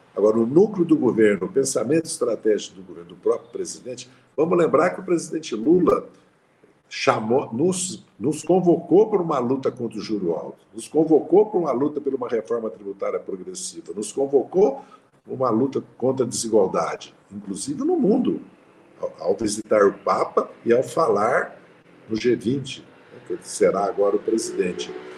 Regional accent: Passa Quatro, Minas Gerais, Brazil; lá na minha cidade, Passa Quatro

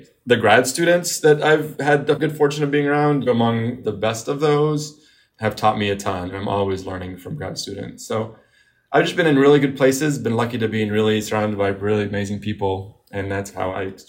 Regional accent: Beirut, Beirut Governorate, Lebanon; now in United States; I was coming again from Beirut and seeing the difference in media coverage in the Middle East and here. Since we came to the United States, often I would see it.

